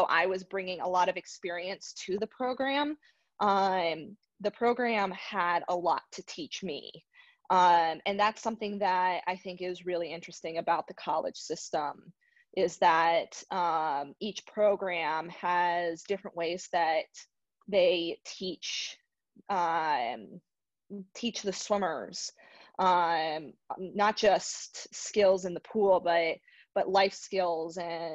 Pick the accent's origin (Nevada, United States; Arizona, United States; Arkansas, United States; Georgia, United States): Arizona, United States; I was born in Arizona